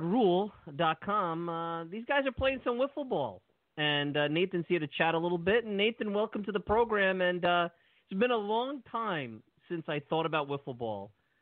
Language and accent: English; New York City, New York, United States; I grew up in Brooklyn.